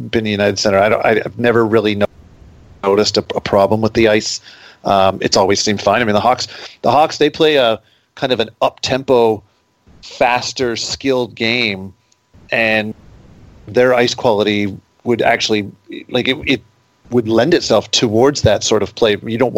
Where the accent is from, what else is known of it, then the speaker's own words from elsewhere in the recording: Toronto, Ontario, Canada; now in Detroit, United States; I mean, I grew up in Toronto, and you know, there was Maple Leaf Gardens, and that was where the Leafs were.